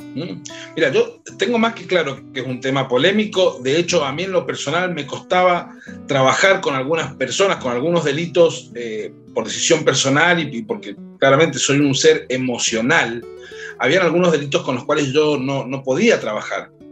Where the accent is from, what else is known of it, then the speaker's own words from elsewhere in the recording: Mendoza, Argentina; como mendocino, como hijo y como nieto de gente que trabajó la tierra